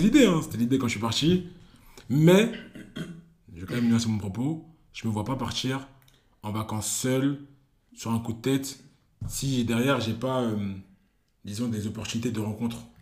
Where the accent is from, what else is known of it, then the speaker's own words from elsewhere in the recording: Cameroon; je suis Camerounais